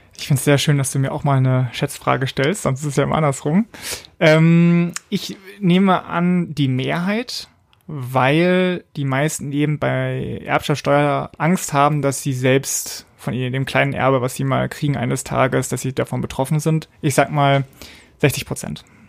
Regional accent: Berlin, Germany; moved away as an adult; bin jetzt wieder in Berlin, in meiner Geburtsstadt.

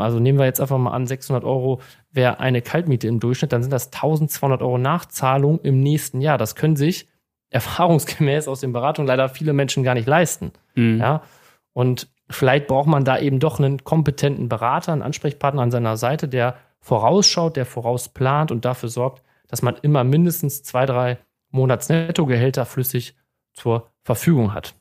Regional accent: Münsterland, North Rhine-Westphalia, Germany; moved away as an adult; now in Bochum, Germany; bin gebürtiger Münsterländer, habe dort auch meine Ausbildung zum Bankkaufmann

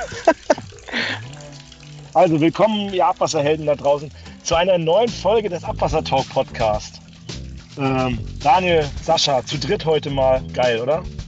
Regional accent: Bamberg, Bavaria, Germany; moved away; in Bamberg, meine alte Heimat

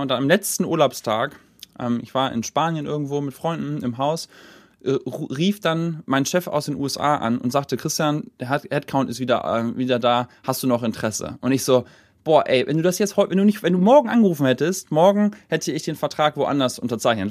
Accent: Hamburg, Germany; moved away; also born or lived in Silicon Valley; bin dann halt nach Hamburg gezogen, zurück sozusagen in meine meine Heimat des Herzens Geburtsstadt

